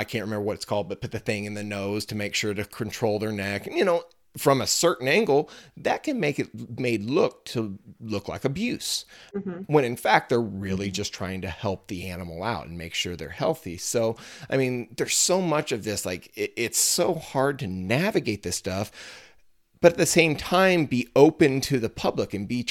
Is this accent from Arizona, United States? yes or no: no; Missouri, United States; here in my home state, you know, Missouri is a huge soybean state.